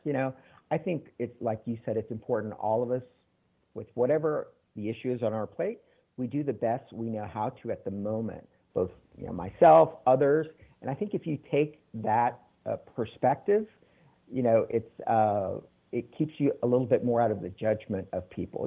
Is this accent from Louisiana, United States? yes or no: no; San Antonio, Texas, United States; also born or lived in Mexico City / Taiwan; now in Chicago, United States; I'm originally from Texas, San Antonio, one of six kids, and grew up in a family where education was very important